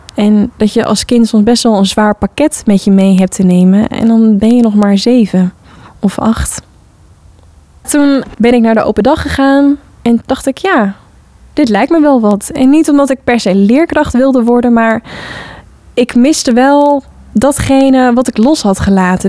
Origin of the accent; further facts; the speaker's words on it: Hoorn, North Holland, Netherlands; Ik heb zelf op de vrije school gezeten als kind in Hoorn